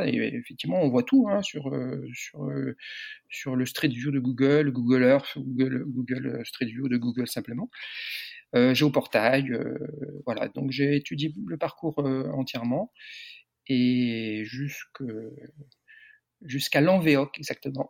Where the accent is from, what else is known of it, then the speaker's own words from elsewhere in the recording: Landerneau, Brittany, France; moved away as an adult; now in Perpignan, France; je suis breton. Je suis breton du Finistère. Je suis né à Landerneau, Finistère.